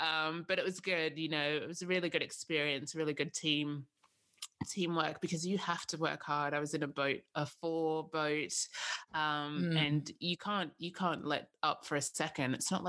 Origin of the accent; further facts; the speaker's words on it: Sydney, New South Wales, Australia; So I grew up in Sydney, and my brother and sister were born in Sydney.